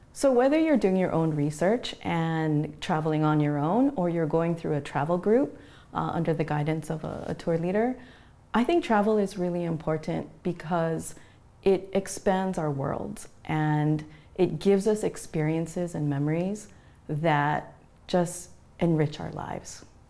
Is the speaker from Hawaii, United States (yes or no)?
yes; Mililani, Hawaii, United States; I'm from Mililani